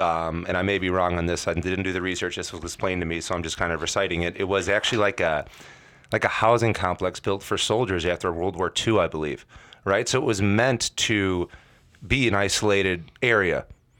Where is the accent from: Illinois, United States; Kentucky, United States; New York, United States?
Illinois, United States; Hoffman Estates; We walked a similar path coming up as kids, suburban kids, right? I came from Hoffman.